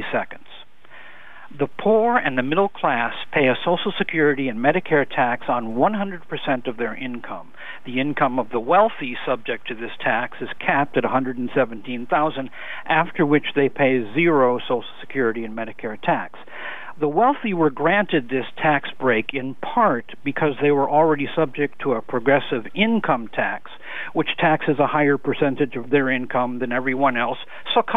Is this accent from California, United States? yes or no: yes; California, United States; I was born in California in the 1950s